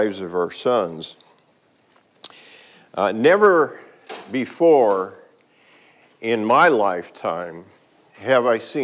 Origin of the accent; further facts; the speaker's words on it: Oakland, California, United States; I grew up in East Oakland during a very, very tough time